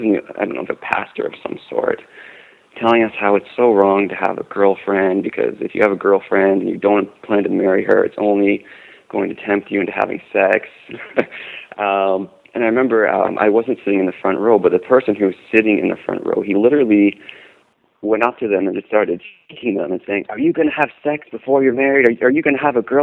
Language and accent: English; Canada; Being from Canada